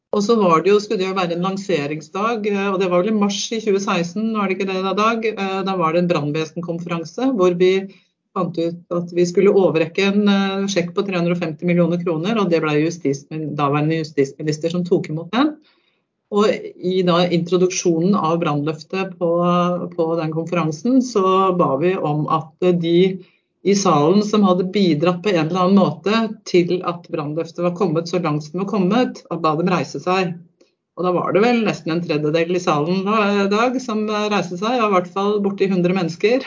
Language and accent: Norwegian; Fetsund, Akershus, Norway; also born or lived in Lillestrøm